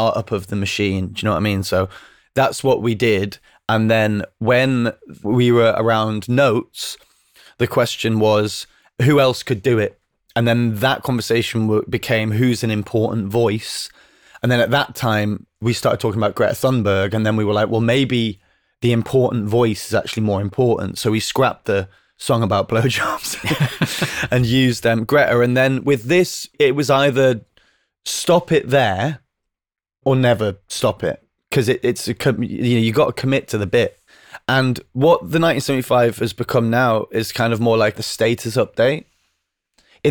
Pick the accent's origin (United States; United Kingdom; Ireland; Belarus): United Kingdom; England; accent: northern; when you grow up in the north